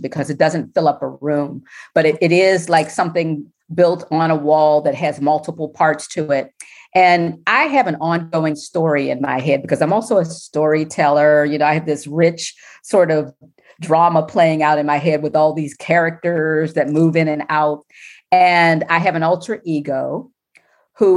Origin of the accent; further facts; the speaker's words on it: Pittsburgh, Pennsylvania, United States; born or raised there; moved away as an adult; now in Washington, D.C., United States